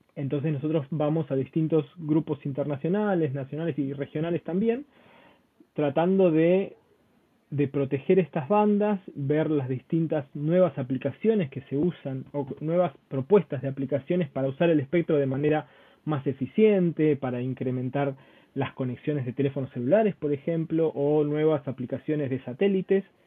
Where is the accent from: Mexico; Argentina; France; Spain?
Argentina; yo soy argentino.